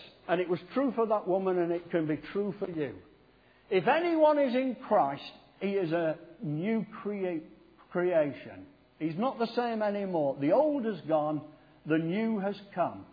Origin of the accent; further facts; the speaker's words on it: Sheffield, Yorkshire and the Humber, United Kingdom; also born or lived in Poynton, Cheshire; I was brought up in Sheffield